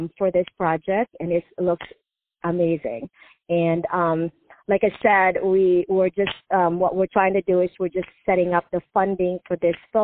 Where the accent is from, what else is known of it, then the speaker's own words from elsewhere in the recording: Philippines; moved away; I grew up in the Philippines